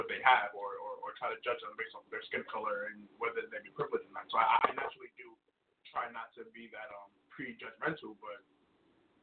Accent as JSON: {"language": "English", "town": "Mount Vernon", "region": "New York", "country": "United States", "tie": "born or raised there", "said": "I was born and raised in Mount Vernon"}